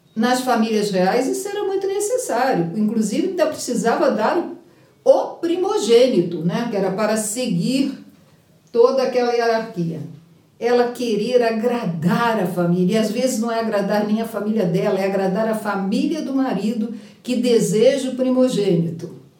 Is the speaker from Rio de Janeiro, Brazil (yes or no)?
yes; Rio de Janeiro, Brazil; eu sou carioca